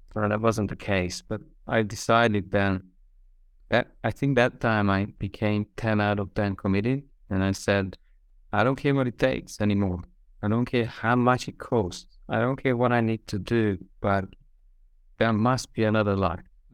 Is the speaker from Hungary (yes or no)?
yes; Hungary; also born or lived in Australia; now in Budapest, Hungary; I'm from Hungary, so I'm just coming back to my roots